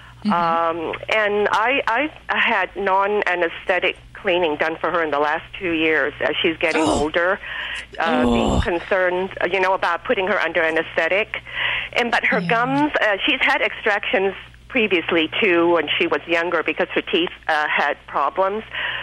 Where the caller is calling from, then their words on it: Torrance, California, United States; Hi, I'm calling from Torrance, California.